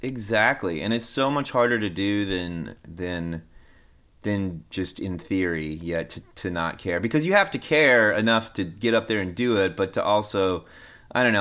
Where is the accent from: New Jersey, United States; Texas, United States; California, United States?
Texas, United States; Denton; I grew up in Denton, Texas